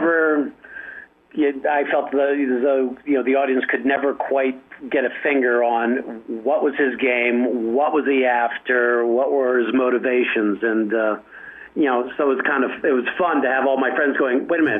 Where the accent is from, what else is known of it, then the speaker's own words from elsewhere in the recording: Washington, District of Columbia, United States; also born or lived in Alexandria, Virginia; So I grew up in Washington, D.C. and Alexandria, Virginia.